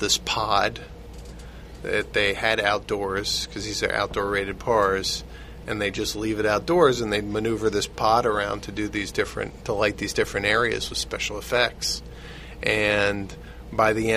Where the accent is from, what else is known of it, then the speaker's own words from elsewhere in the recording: New York, United States; growing up in New York